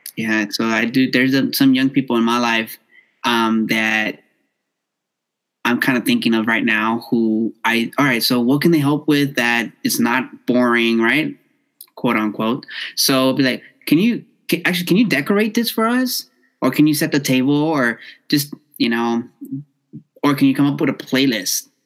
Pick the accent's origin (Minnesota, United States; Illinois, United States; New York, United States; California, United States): California, United States; Los Angeles; I born and raised in South Central